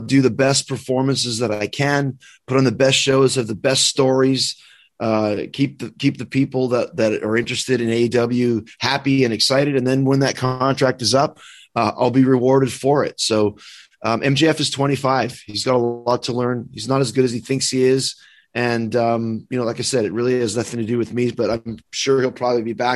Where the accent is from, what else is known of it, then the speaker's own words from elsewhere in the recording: Winnipeg, Manitoba, Canada; I'm from Winnipeg, which is from the other side of the country.